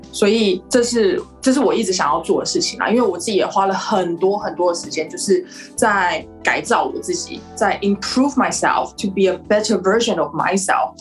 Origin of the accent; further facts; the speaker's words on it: Taipei, Taiwan; moved away as an adult; now in Melbourne, Australia; 我是来自台湾，台北，嗯，you know，台北，特别是富有，富有音乐出身的，OK。我只是现在定居在，在墨尔本而已，所以我还是台湾人